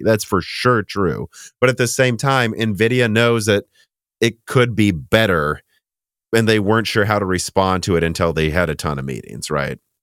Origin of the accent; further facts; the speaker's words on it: Illinois, United States; moved away; we grew up mostly in Illinois